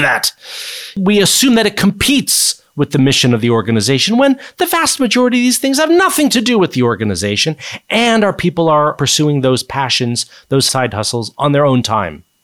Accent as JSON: {"language": "English", "area": "Silicon Valley", "region": "California", "country": "United States", "tie": "born or raised there", "also_born_or_lived": "East Coast of the US", "moved": "as an adult", "lives_now": "United Kingdom", "said": "I grew up in the U S. I grew up in Silicon Valley, California"}